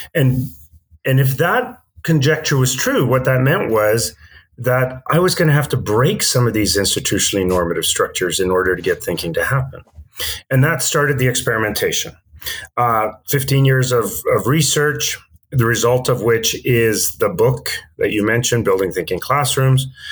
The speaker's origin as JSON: {"language": "English", "town": "Vancouver", "region": "British Columbia", "country": "Canada", "tie": "born or raised there", "also_born_or_lived": "Stockholm, Sweden", "said": "I grew up in Vancouver uh, from the age of eight, but prior to that, I grew up in Stockholm in Sweden"}